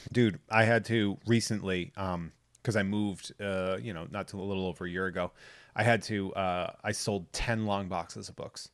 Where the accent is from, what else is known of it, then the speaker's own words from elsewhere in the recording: New England, United States; I'm from New England